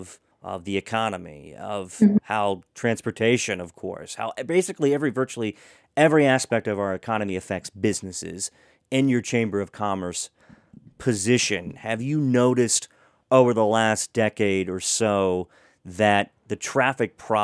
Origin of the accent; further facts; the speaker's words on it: Hagerstown, Maryland, United States; now in Montgomery County, Maryland, United States; moving down from Western Maryland, where I grew up in Hagerstown